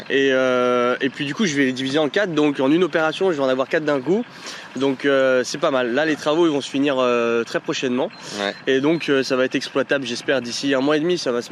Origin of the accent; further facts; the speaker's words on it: Paris, Île-de-France, France; now in Lyon, France; 27 ans, j'habite à Lyon, mais je suis originaire de Paris.